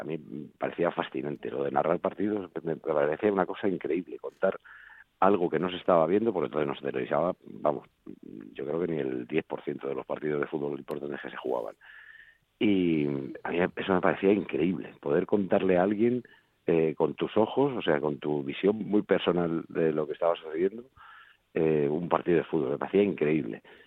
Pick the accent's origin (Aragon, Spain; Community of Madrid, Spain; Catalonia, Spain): Community of Madrid, Spain; Madrid; also born or lived in Folgueras, Asturias; también me siento madrileño, claro, porque nací aquí. Pero es verdad que pasé tantos meses de mi vida, hasta los 20 años en, en Folgueras